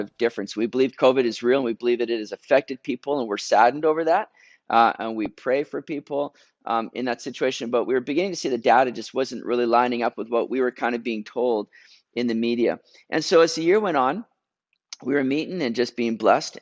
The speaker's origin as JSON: {"language": "English", "country": "Canada", "said": "I'm being Canadian now"}